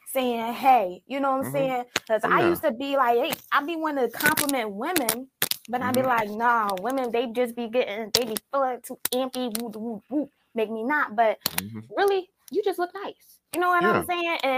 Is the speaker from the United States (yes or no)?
yes; Philadelphia, Pennsylvania, United States; now in Texas, United States; I'm from Philadelphia. But when I first moved to Texas